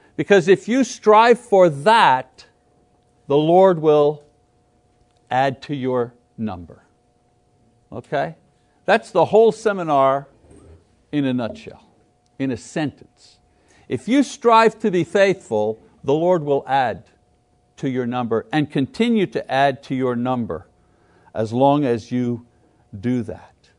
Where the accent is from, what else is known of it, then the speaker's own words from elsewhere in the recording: Montreal, Quebec, Canada; moved away; I come from Canada from Montreal, from French Canada, right? I know where I come from, and I know who the people are where I come from